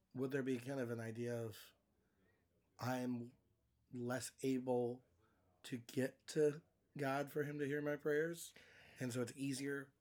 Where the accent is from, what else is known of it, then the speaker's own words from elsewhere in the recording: California, United States; now in Iowa, United States; Growing up in California